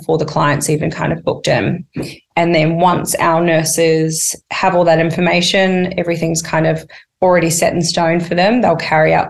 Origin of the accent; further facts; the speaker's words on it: New Zealand; moved away as an adult; now in Australia; I come from New Zealand. I did not come from money